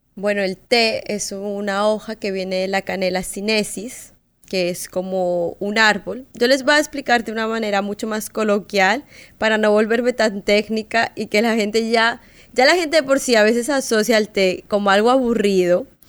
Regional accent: Colombia; moved away; yo soy colombiana y en Colombia es igual que acá

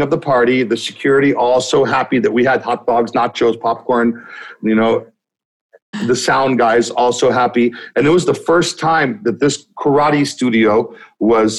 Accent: Los Angeles, California, United States; I am from Los Angeles, California. That's where I got into the scene

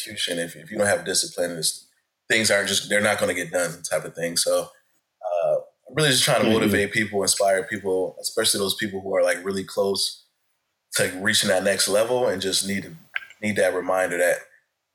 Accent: Buffalo, New York, United States; growing up in Buffalo, New York

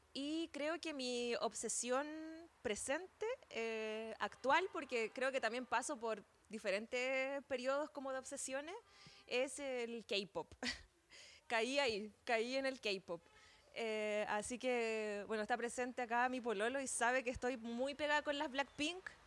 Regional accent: San Felipe, Valparaíso, Chile; Soy de San Felipe específicamente

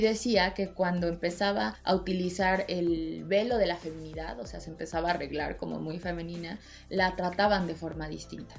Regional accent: Mexico; yo soy mexicana, latina

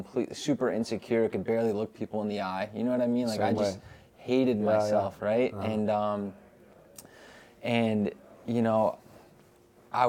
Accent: Fairfield, Connecticut, United States; I'm from Fairfield, Connecticut

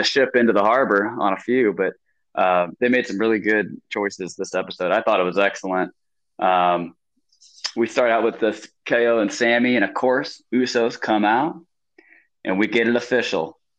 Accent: St. Louis, Missouri, United States; my hometown of St. Louis

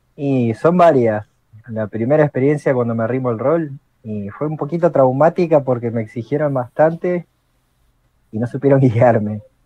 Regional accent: Argentina; soy de Argentina, tengo 34 años

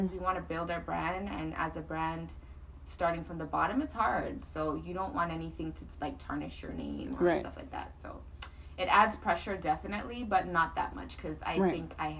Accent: Toronto, Ontario, Canada; I grew up in Galloway. Okay. In Scarborough.

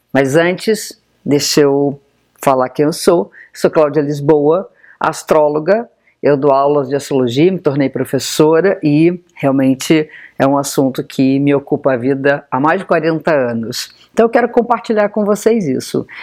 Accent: Brazil; born there; Então, para nós que nascemos aqui no Brasil, as casas astrológicas são praticamente iguais.

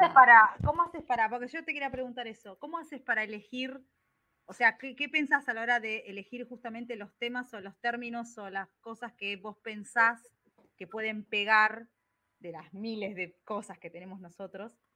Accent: Argentina; Somos argentinos acá.

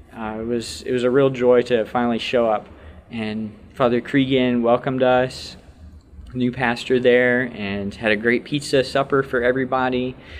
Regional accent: Texas, United States; now in Saint Paul, Minnesota, United States; I hail from Texas originally

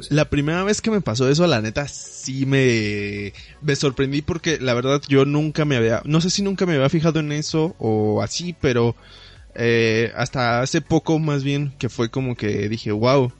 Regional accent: Mexico; como buen mexicano

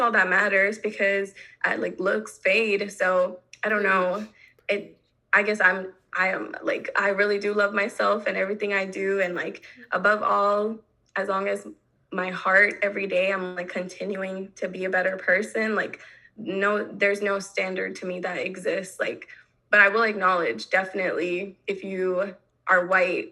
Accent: North Carolina, United States; growing up in North Carolina

